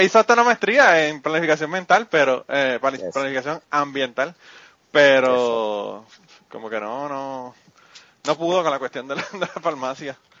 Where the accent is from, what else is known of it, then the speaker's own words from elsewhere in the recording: central Puerto Rico, Puerto Rico; tú eres del centro como yo